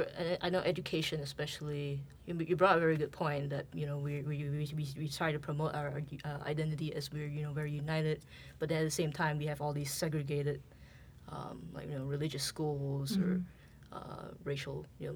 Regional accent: Malaysia; about race, we say, oh, I'm Chinese first or I'm Malay first

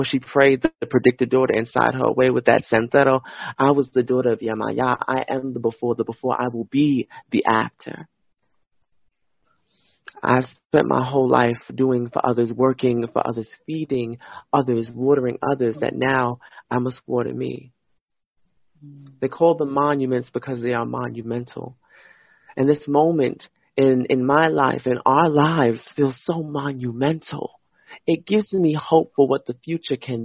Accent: New York, United States; moved away as an adult; I'm a New Yorker

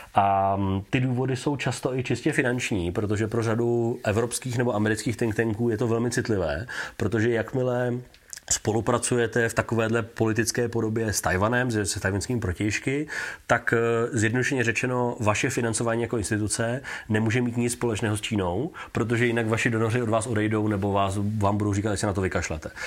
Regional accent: Czechia; že nejsem američan, ale že jsem z Česka

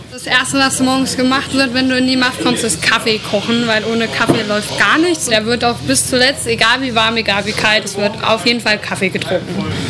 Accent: the region around Eschwege, Hesse, Germany; dass ich hier aus der Region komme, bin ich schon als seit kleines Kind immer aufs Festival gegangen

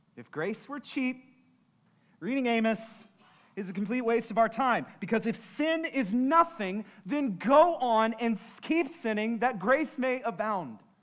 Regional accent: San Antonio, Texas, United States; I'm from San Antonio.

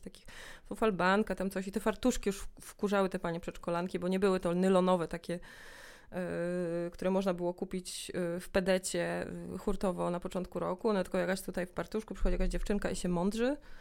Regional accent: Białystok, Podlaskie Voivodeship, Poland; moved away as an adult; also born or lived in Augustów / Poznań; now in Warsaw, Poland; Urodziłam się w Augustowie, ale wychowałam się w Białymstoku przez pierwsze 19 lat mojego życia.

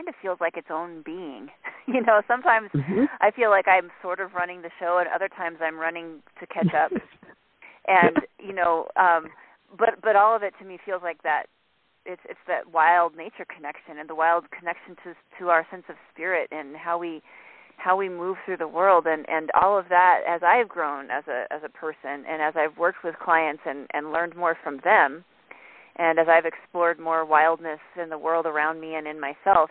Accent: Colorado, United States; I grew up in the Rocky Mountains hiking and camping

